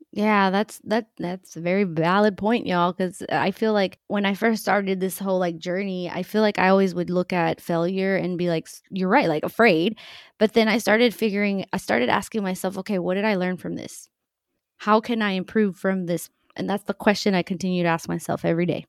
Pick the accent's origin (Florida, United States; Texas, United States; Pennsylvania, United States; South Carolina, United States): Texas, United States; central; born or raised there; also born or lived in Mexico